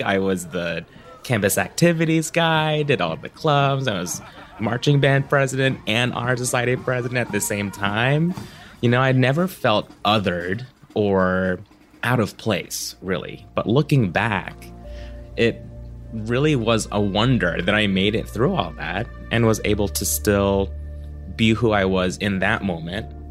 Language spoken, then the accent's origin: English; Orlando, Florida, United States; born or raised there; also born or lived in Cebu, Philippines